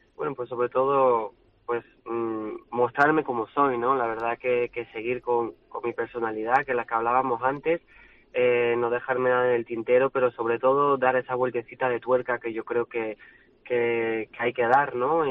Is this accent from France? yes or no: yes; France; mi tierra